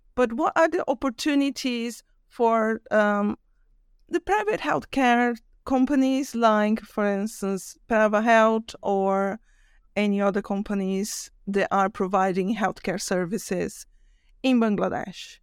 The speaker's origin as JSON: {"language": "English", "country": "Brazil", "said": "I'm from Brazil"}